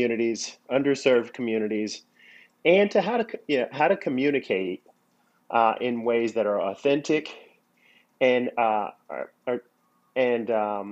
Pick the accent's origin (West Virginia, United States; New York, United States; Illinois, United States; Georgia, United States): Georgia, United States; Atlanta; I grew up here in Atlanta, the city of Atlanta